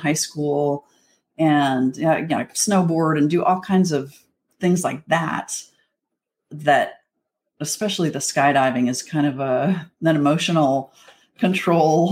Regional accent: Wyoming, United States; moved away as an adult; also born or lived in Texas; I grew up in Wyoming and I had horses in the backyard

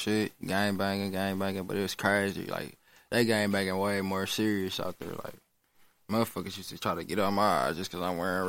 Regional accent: Milwaukee, Wisconsin, United States; Shit, I'm from Milwaukee. I just turned 24 this year.

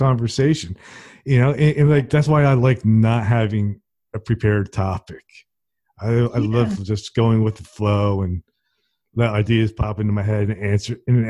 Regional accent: New Jersey, United States; now in Alabama, United States; I grew up in New Jersey, and when I was a kid, it was country and it was nice. But then, you know, sort of like urban sprawl took over.

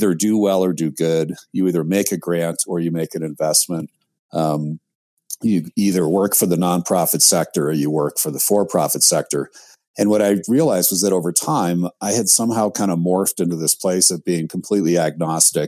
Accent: outside of New York City, United States; I was raised outside of New York City

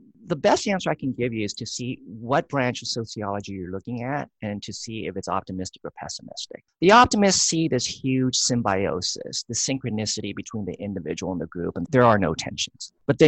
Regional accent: Thailand; also born or lived in Laos; That's why we were in Laos. And then Laos fell to the communists. And then we moved to Thailand. And I was raised there in Thai culture.

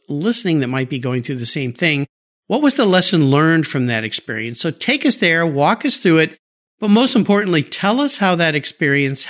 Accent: San Diego, California, United States; moved away; I grew up down there in San Diego

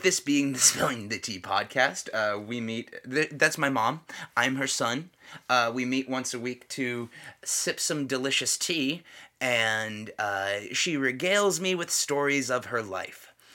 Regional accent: United States; as an American

